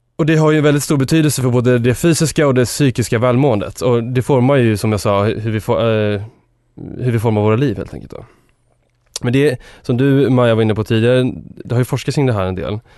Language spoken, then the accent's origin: Swedish; Enköping, Uppsala County, Sweden; min eh, uppväxt och där jag kommer från. Jag kommer från Enköping.